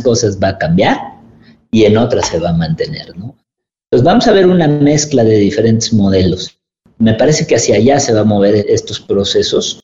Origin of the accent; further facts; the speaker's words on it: Mexico; Tenemos esa resiliencia como, como mexicanos